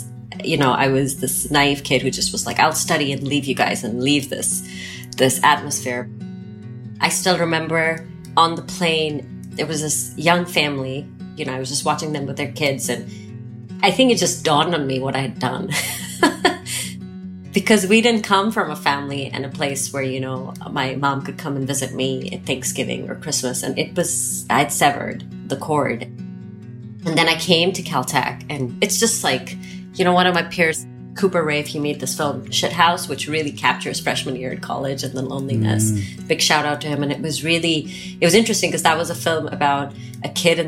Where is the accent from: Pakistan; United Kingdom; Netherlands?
Pakistan; also born or lived in Nigeria; And I grew up in Nigeria and in Pakistan. I'm a third culture kid. I don't mm-hmm. identify with, I mean, I would say, yes, Pakistan would be my home, but I don't like to settle.